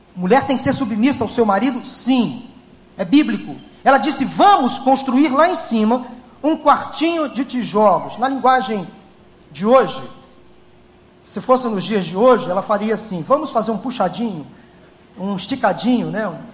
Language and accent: Portuguese; Rio de Janeiro, Brazil; nós que somos cariocas